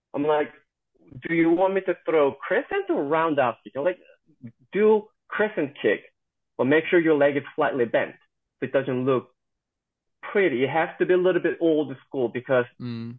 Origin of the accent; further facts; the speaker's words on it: South Korea; moved away as an adult; also born or lived in Missouri, United States; now in Georgia, United States; I'm born and raised in South Korea and I moved to the United States when I was uh, 19 in American age